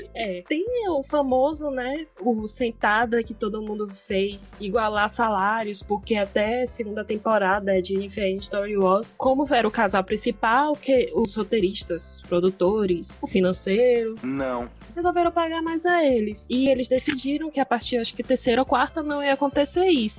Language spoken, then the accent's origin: Portuguese; interior of Bahia, Brazil; sou do interior da Bahia, falo da, do interior da Bahia